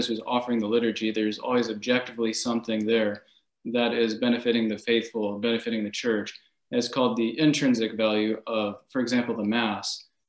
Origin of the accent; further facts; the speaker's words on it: Jacksonville, Florida, United States; for those of you who do not know me. And I grew up in Jacksonville, Florida, and I was homeschooled.